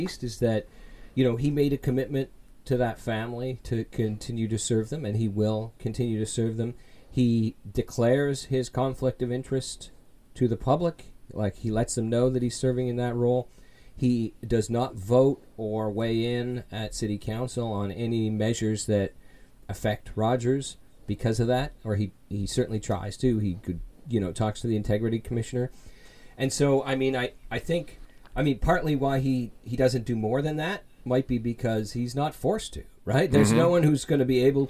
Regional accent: Toronto, Ontario, Canada; I was born in Toronto, and I lived for the early part of my life in what used to be called South Riverdale

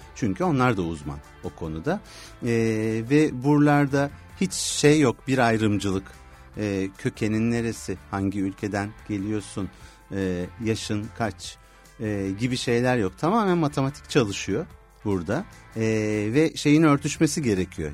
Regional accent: İzmir, Turkey; İzmirliyim diyebilirim

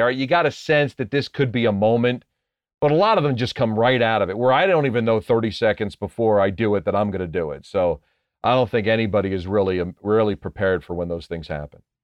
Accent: New Jersey, United States; I grew up in New Jersey. I still live in New Jersey

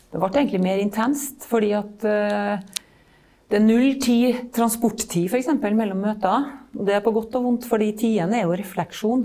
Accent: Malvik, Trøndelag, Norway; Jeg er fra Malvik, så er jeg en landsens jente. Vokste opp i et byggefelt

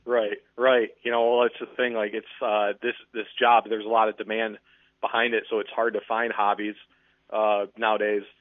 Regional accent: Muskegon, Michigan, United States; also born or lived in Los Angeles, California; I grew up in Muskegon, Michigan

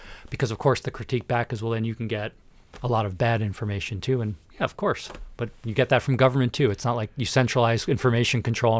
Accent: New Jersey, United States; So I grew up in Northern New Jersey. I went to Manhattan College in New York City for undergraduate.

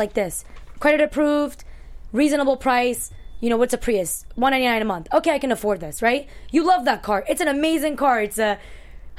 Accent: New York, United States; So I was born in New York, but my parents are from Afghanistan.

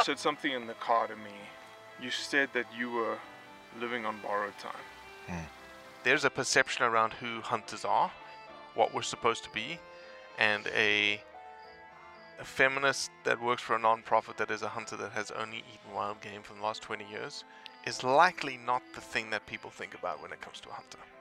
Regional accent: South Africa; I grew up in South Africa

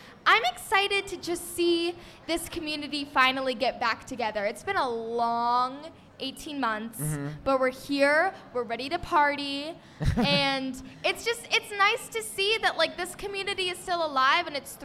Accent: Massachusetts, United States; I was from Massachusetts

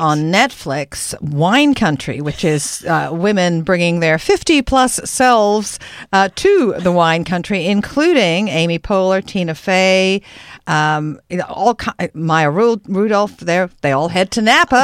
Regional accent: England, United Kingdom; now in Canada; I grew up watching it when I was growing up in England.

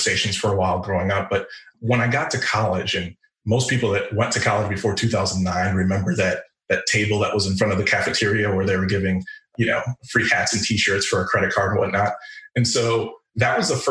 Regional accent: Chicago, Illinois, United States; moved away as an adult; also born or lived in Rhode Island; I grew up in Chicago in the 80s and 90s, so the Michael Jordan Bulls era

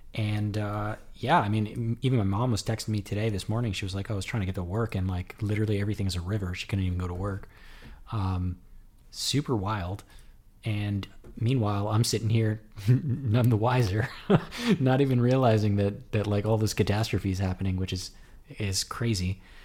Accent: Elizabeth, New Jersey, United States; my hometown of Elizabeth, New Jersey

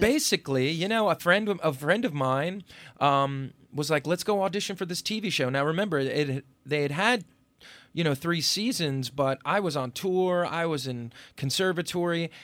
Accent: Upper Bergen County, New Jersey, United States; also born or lived in Brooklyn, New York; I grew up in New Jersey in, uh, um, sort of affluent, uh, Upper Bergen County suburb

